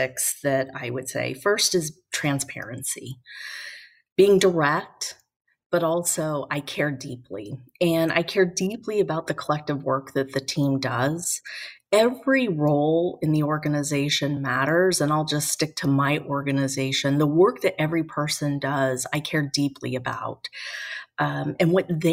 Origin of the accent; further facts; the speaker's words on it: Reno, Nevada, United States; also born or lived in Las Vegas, Nevada; We then moved to Reno, and I really feel like I grew up in Reno, Nevada